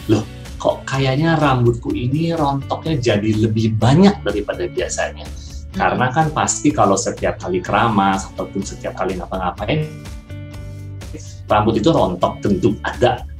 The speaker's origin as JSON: {"language": "Indonesian", "region": "Jakarta", "country": "Indonesia", "tie": "born or raised there", "moved": "as an adult", "lives_now": "Balikpapan, Indonesia", "said": "aku kecilnya di Jakarta sih, tapi ketika udah lulus, aku kayak, aduh Jakarta terlalu macet dan membuatku kusut."}